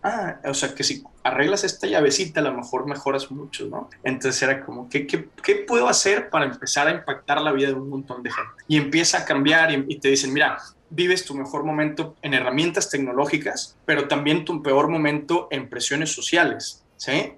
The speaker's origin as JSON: {"language": "Spanish", "country": "Mexico", "said": "como mexicano"}